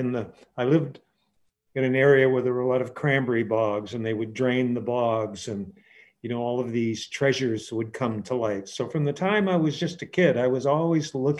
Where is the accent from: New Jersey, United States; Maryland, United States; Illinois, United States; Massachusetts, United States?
Massachusetts, United States; Brewster; as a boy, I grew up in Brewster, and my uncles were fishermen